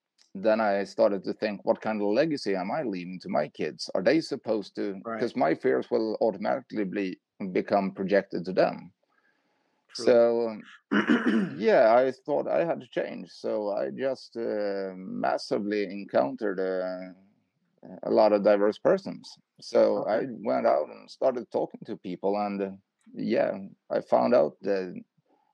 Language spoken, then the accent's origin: English; Sweden; I'm from Sweden